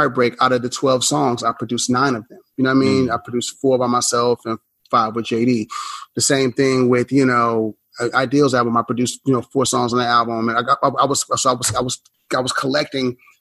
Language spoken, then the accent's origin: English; Houston, Texas, United States; moved away as an adult; also born or lived in Atlanta; I grew up in Houston